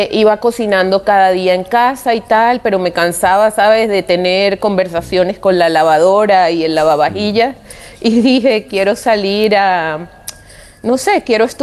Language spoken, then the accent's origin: Spanish; Venezuela; also born or lived in Japan; now in Spain; soy venezolana, eh, me crié en una sociedad multicultural